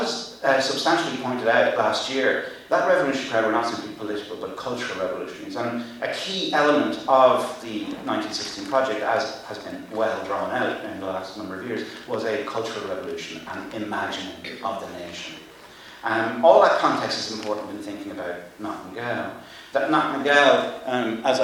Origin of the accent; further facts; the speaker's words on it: Ireland; I'm Irish